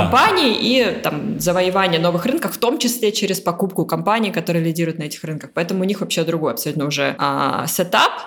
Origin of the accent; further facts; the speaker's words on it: Taganrog, Rostov Oblast, Russia; moved away; also born or lived in Moscow / London; я из Таганрога